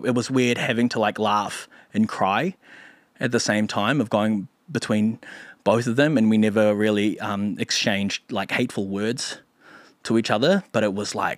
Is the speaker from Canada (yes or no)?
no; Philippines; because we're both Filipino comics